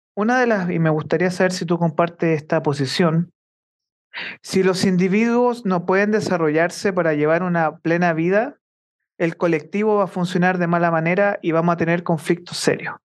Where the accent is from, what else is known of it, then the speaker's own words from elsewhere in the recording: Chile; nosotros como chilenos